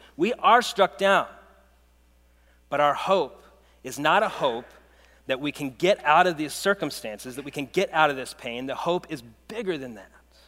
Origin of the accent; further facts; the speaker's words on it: United States; As an American